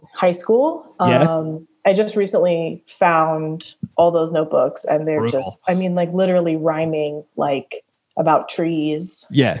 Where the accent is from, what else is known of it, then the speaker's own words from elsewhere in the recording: Fullerton, California, United States; I grew up in Fullerton